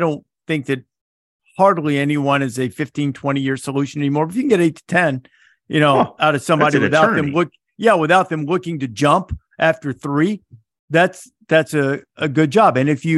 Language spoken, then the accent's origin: English; Muscle Shoals, Alabama, United States; I grew up in Northwest Alabama, where it was dry for quite some period of time.